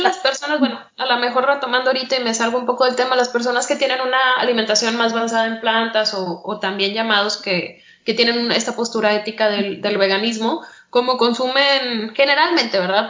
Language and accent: Spanish; Mexico; uno como mexicano